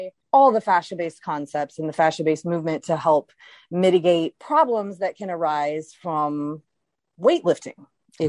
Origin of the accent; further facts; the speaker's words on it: Baton Rouge, Louisiana, United States; moved away; I'm from Baton Rouge.